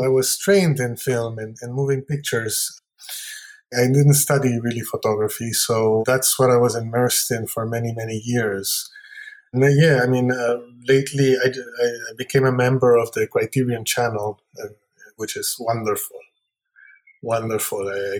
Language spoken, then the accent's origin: English; Lima, Peru; now in United States; I've been living here longer than I have in Peru.